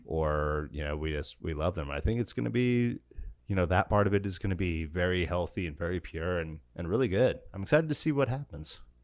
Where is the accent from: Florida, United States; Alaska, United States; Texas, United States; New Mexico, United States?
Alaska, United States; when I was growing up in Alaska